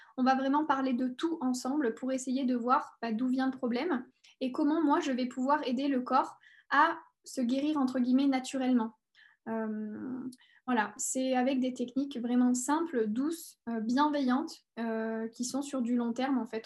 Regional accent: near Clermont-Ferrand, Auvergne-Rhône-Alpes, France; also born or lived in Paris; je suis née à Paris et, euh, j'ai vécu à côté de Clermont-Ferrand, donc, euh, en Auvergne. Et donc, j'ai grandi

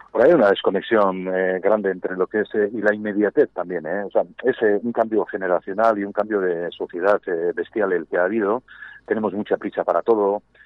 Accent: Gipuzkoa, Basque Country, Spain; un pueblo que se llama Festoa, bañado por el río Urola

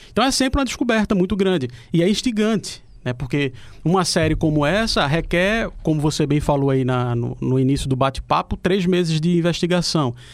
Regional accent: Recife, Pernambuco, Brazil; moved away as an adult; now in Rio Grande do Norte, Brazil; Eu sou do Recife, mas estou morando aqui há quatro anos

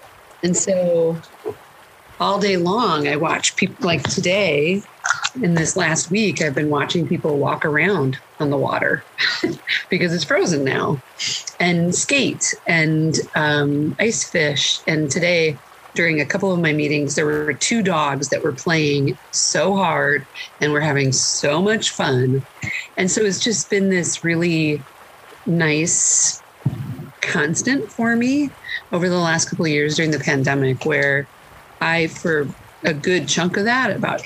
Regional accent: United States; now in Winona, United States; I grew up on the Mississippi about 3 hours south of here

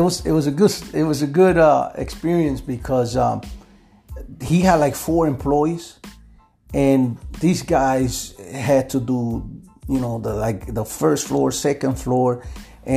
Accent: Quebradillas, Puerto Rico; moved away as an adult; now in Chicago, United States; I was born in Puerto Rico, in Quebradilla. I lived there until I was 17, and then I came to Chicago.

